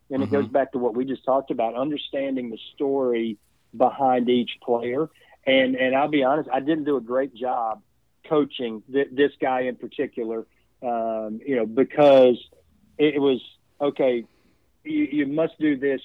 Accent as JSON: {"language": "English", "region": "East Tennessee", "country": "United States", "tie": "born or raised there", "moved": "as an adult", "lives_now": "Charlotte, United States", "said": "me growing up in East Tennessee"}